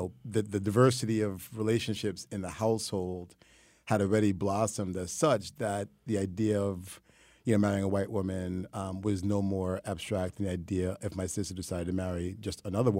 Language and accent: English; New York City, New York, United States; growing up in New York City, there's just so much diversity.